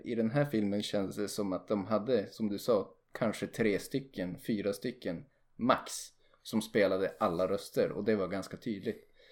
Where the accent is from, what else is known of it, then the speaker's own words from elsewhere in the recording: Sweden; lätt att nitpicka som svensk